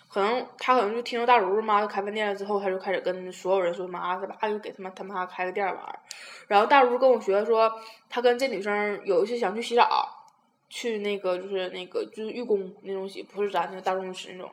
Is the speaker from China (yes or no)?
yes; Tieling, Liaoning, China; 我说我是铁岭的